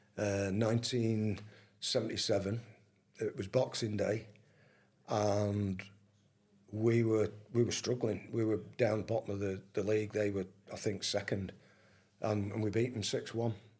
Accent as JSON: {"language": "English", "town": "Manchester", "region": "North West England", "country": "United Kingdom", "tie": "born or raised there", "said": "I was born in Manchester"}